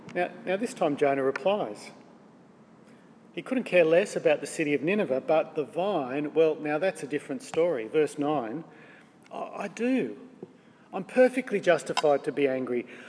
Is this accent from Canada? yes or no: no; Australia; We're Australian